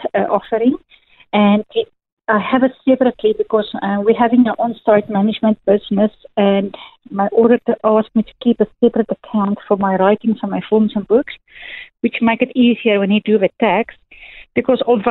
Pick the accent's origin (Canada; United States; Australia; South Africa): South Africa; first language Afrikaans; English is a second language; moved away; my first language, Afrikaans